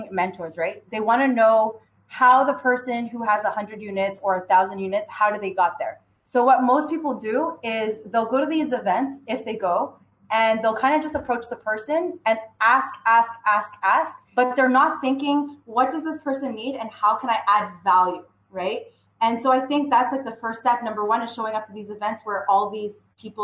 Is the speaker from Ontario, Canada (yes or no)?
no; Vaudreuil, Quebec, Canada; I'm from Montreal, well, west of Montreal, so Vaudreuil.